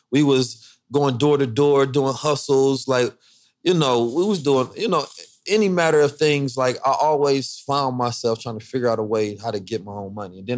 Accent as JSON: {"language": "English", "town": "Oakland", "region": "California", "country": "United States", "tie": "born or raised there", "also_born_or_lived": "St. Louis", "said": "but I mean, I grew up in Oakland and St. Louis. You cannot not be in the streets."}